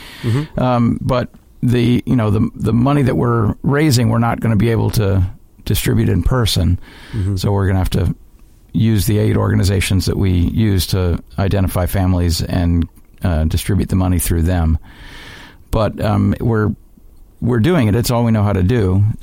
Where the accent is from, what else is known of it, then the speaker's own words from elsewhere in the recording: Chicago, Illinois, United States; Chicago, Illinois, my hometown.